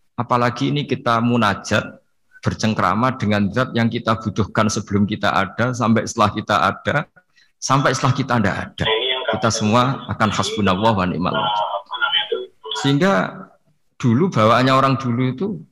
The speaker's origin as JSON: {"language": "Indonesian", "region": "Pantura", "country": "Indonesia", "said": "saya ini orang Pantura, jadi kalau ngomong lebih lebih keras, lebih vulgar."}